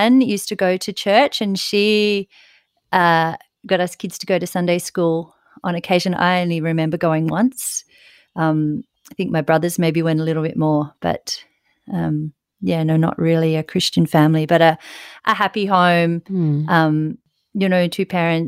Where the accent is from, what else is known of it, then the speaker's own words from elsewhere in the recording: Ulladulla, New South Wales, Australia; moved away as an adult; now in Sydney, Australia; I grew up in Ulladulla, which is lovely seaside town down on the south coast.